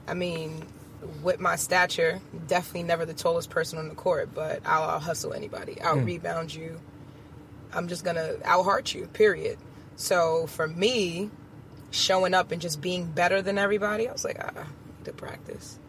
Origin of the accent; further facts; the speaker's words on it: New York City, New York, United States; also born or lived in Long Island; I lived in Queens until I was about maybe 11. Moved out to Long Island.